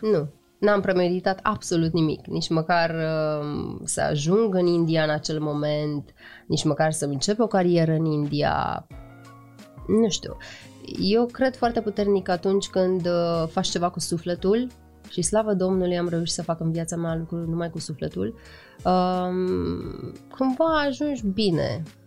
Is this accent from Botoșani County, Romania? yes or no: no; Iași, Iași County, Romania; faptul că sunt moldoveancă